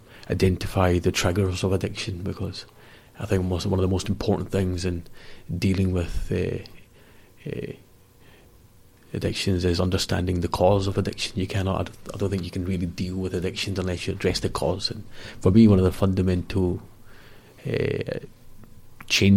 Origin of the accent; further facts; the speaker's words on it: Glasgow, Scotland, United Kingdom; I was raised in the West End of Glasgow